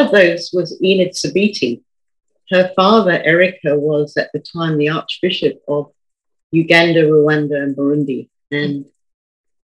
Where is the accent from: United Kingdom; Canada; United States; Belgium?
United Kingdom; Croydon, London; now in Brisbane, Australia; I was born in Croydon near London, and my parents weren't regular churchgoers